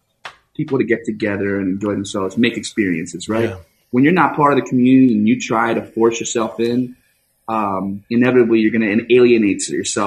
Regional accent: New Jersey, United States; moved away; I grew up in New Jersey eating red sauce.

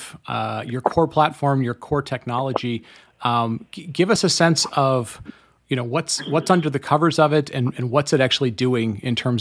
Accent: Michigan, United States; I grew up in Michigan

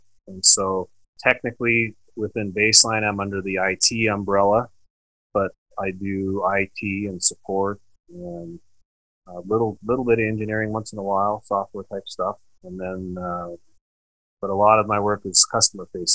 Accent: Eastern Washington, United States; moved away as an adult; also born or lived in Calgary area, Canada / Spokane area, Washington; now in Canada; I was born in Eastern Washington, and then I've lived in Canada now for the last 10 years.

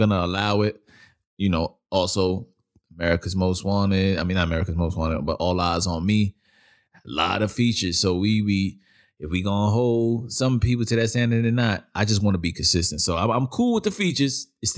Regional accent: Brooklyn, New York, United States; that's what I grew up listening to, being where I'm from Brooklyn

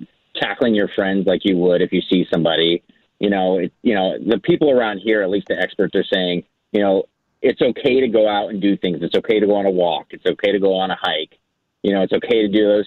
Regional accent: Kirkland, Washington, United States; I live in Kirkland

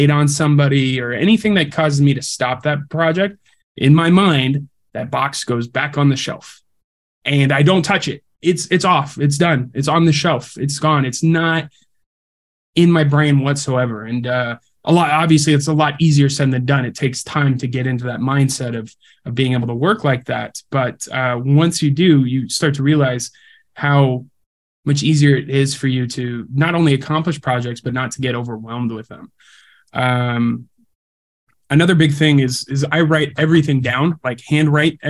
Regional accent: California, United States; now in Wisconsin, United States; I'm originally from California

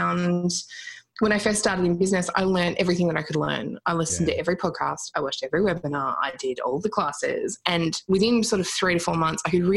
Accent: Australia; We're Australian

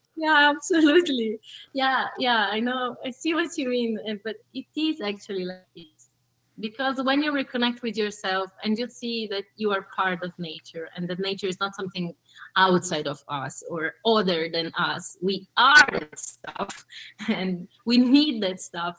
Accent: São Paulo, Brazil; also born or lived in Tuscany, Italy; now in Italy; I was born in Sao Paulo, Brazil, which you know it's hmm. pretty big. Mm-hmm um, chaotic. Uh, so I met life that simple and poverty, misery, all that stuff you probably know. Mm-hmm. Uh, and I, I lived there for 10 years.

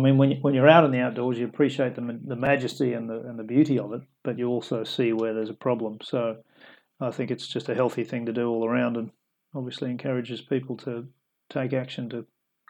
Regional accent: Yeppoon, Queensland, Australia; So the town, Yeppoon, where it's where we've built the demo is actually where I spent my teenage years growing up.

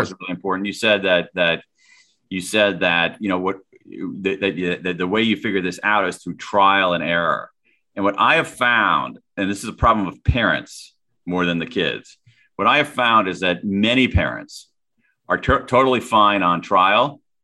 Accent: Central Ohio, United States; I grew up in Central Ohio

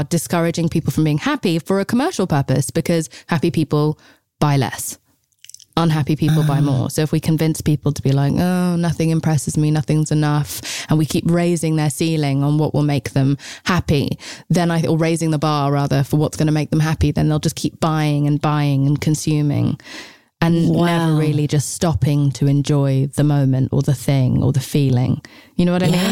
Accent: England, United Kingdom; I'm English

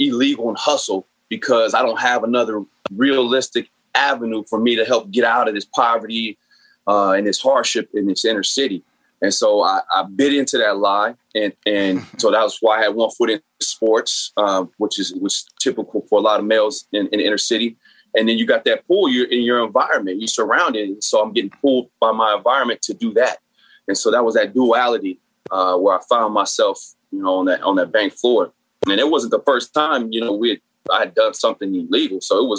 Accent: San Bernardino, California, United States; So, I grew up in San Bernardino, which is inner city, much like Watts or Oakland, a lot of projects, a lot of poverty, and therefore a lot of gangs.

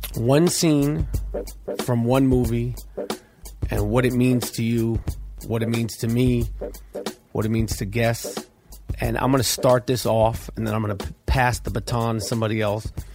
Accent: New York, United States; moved away; I was from New York at the time, never been to Philadelphia. I'm six

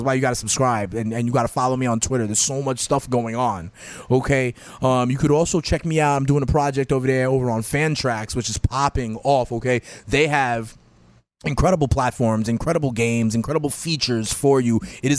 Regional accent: New York, United States; I'm a boy from New York. Okay, don't get it twisted.

